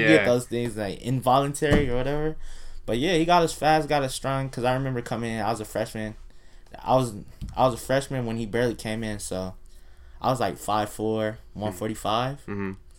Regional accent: Buena Park, California, United States; also born or lived in Fountain Valley; I'm from Buena Park

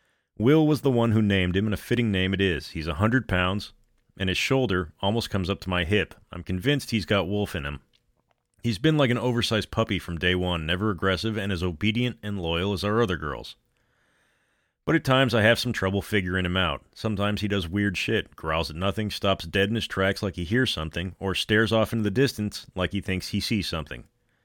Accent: Denver, Colorado, United States; I've lived most of my life here in Colorado. I was born and raised in Denver. I took a hiatus when I went to college out of state, but I came back, and home is home.

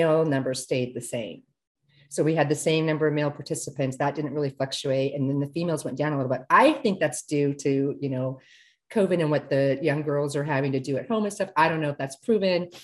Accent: Singapore; moved away; I was born in Singapore

